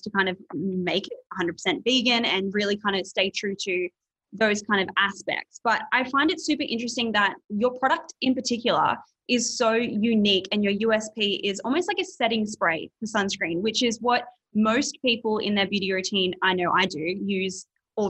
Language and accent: English; Australia; being an Australian